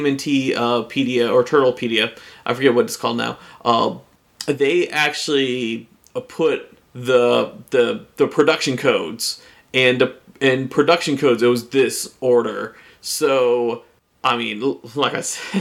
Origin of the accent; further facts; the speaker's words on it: United States; I grew up in America